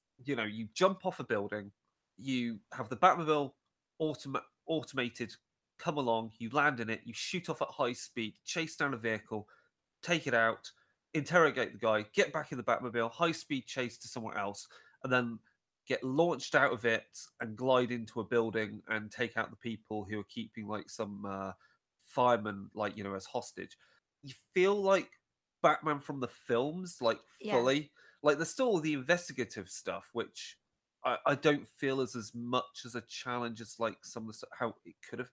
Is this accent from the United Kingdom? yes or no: yes; United Kingdom; we're British people here